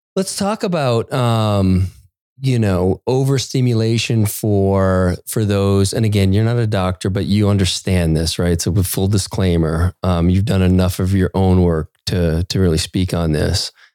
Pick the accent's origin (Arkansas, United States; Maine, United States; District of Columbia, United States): Maine, United States; I grew up in Maine